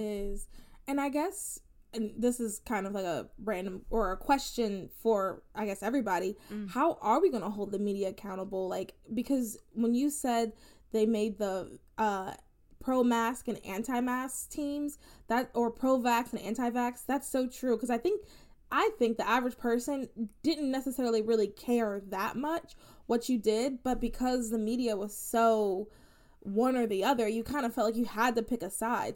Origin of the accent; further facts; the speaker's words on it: United States; And I was born in the soil. I'm an American.